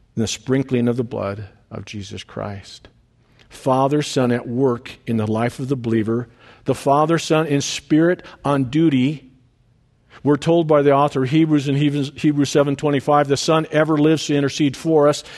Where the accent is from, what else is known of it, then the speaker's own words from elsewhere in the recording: Detroit Lakes, Minnesota, United States; moved away as an adult; We had come back to Detroit Lakes, uh, to my hometown